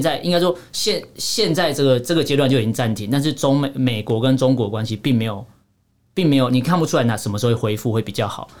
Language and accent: Chinese; Taiwan; 身为台湾人三十几年